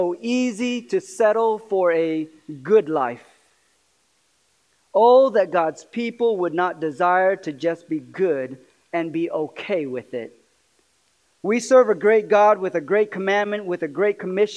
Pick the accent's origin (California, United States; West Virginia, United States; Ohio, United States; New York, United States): California, United States; moved away; I'm from California